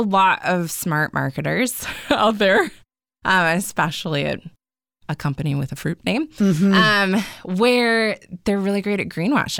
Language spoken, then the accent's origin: English; Indiana, United States; And we talked earlier that I'm from Southern Indiana. I come from a family of farmers.